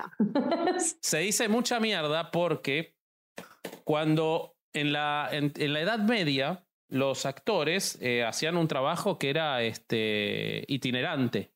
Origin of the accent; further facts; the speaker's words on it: Argentina; los argentinos somos muy supersticiosos